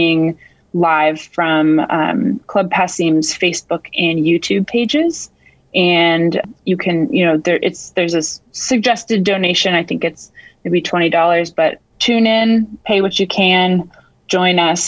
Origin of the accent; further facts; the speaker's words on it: Portland, Maine, United States; now in Cambridge, United States; I'm originally from Portland, Maine, but I've been in Cambridge for 10 years now.